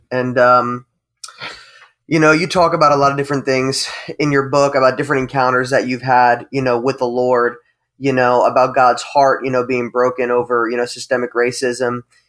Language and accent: English; United States; I'm Italian, but I'm white, you know, and I grew up in America